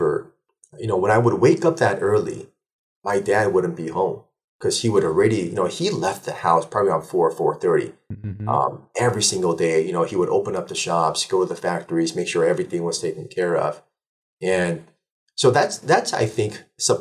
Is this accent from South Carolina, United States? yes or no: no; Burbank, California, United States; also born or lived in Seoul, South Korea; So I was born in 79 in Seoul, Korea, moved out here in 84 when I was 5 years old. Then I settled down in Burbank, California